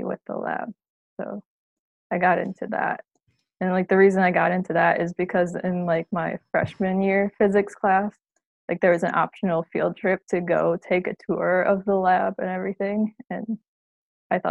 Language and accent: English; Chicago, Illinois, United States; moved away; I'm from the Chicago area and I knew I wanted to stay in state for college